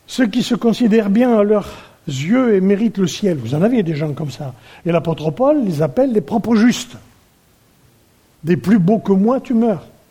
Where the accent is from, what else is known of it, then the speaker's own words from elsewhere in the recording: France; nous sommes français